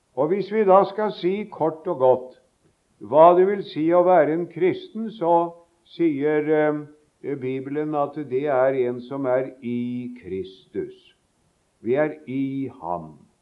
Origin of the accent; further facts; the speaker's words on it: Sarpsborg, Østfold, Norway; moved away; vi sang på søndagsskolen, det husker jeg så godt, hjemme i Sarpsborg